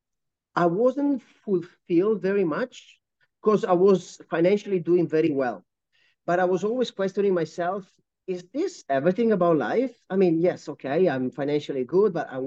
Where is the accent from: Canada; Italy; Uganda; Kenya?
Italy; moved away as an adult; also born or lived in United Kingdom / Japan / United States / Medellin, Colombia; now in Kuala Lumpur, Malaysia; born and raised in Italy